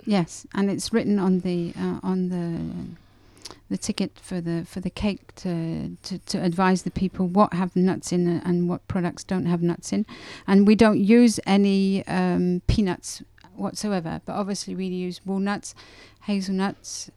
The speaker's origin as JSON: {"language": "English", "region": "England", "country": "United Kingdom", "moved": "as an adult", "lives_now": "Grenoble, France", "said": "Being English, we like fresh cream"}